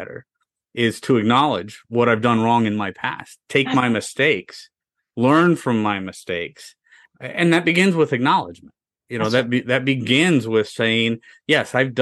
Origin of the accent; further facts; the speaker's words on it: United States; I'm an American. I was born here. I've been here my whole life